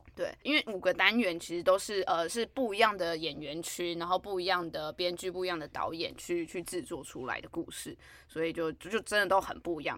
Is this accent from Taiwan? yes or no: yes; New Taipei, Taiwan; 我是新北人